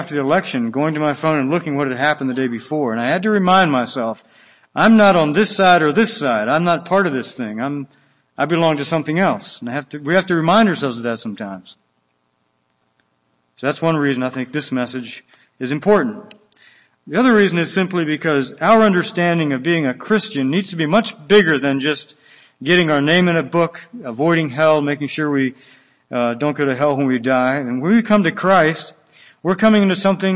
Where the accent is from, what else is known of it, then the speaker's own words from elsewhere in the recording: Willis Ridge, Floyd County, Virginia, United States; moved away as an adult; also born or lived in Guatemala; I am from Wills Ridge, which is Floyd County, Virginia. It's a one stoplight county. We're a very rural place and love to keep it that way